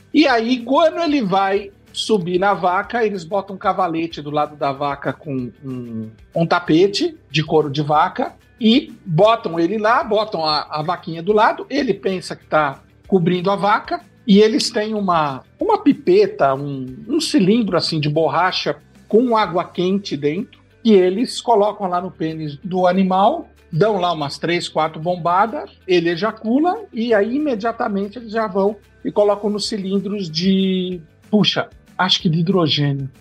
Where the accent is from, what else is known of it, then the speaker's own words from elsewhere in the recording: São Caetano do Sul, São Paulo, Brazil; moved away as an adult; also born or lived in Vila Mariana, São Paulo; now in Serra da Mantiqueira, Brazil; com cinco anos de idade nós mudamos para São Caetano, aonde eu vivi no ABC Paulista, onde eu vivi durante 40 anos, 35 anos